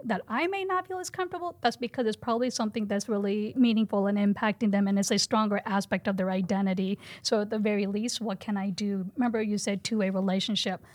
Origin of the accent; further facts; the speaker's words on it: United States; I'm a Hindu, but I didn't talk about my religion growing up in the Quad Cities